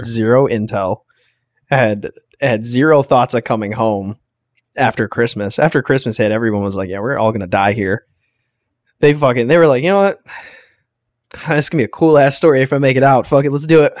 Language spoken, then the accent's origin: English; United States; We're Americans